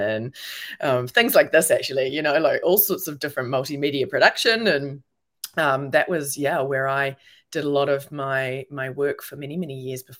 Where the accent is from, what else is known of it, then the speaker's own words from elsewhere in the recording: New Zealand; moved away as an adult; also born or lived in New York / London / Melbourne; I'm a New Zealander. And so I'm actually in New Zealand right now in Auckland